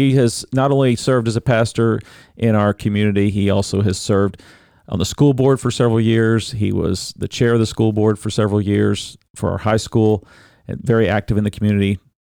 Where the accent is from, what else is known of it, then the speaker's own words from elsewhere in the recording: Benton, Illinois, United States; my hometown, Benton, Illinois, in Franklin County, in rural southern Illinois, about an hour and a half southeast of St. Louis, Missouri.